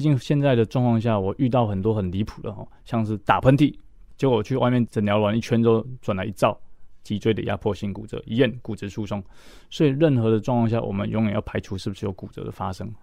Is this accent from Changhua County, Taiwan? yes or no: no; Tainan, Taiwan; 我来自的城市是台南市